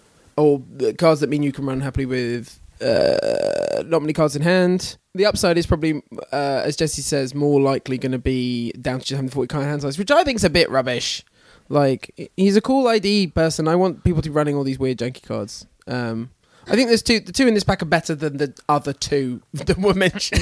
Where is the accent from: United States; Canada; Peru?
Canada; I'm definitely from Canada.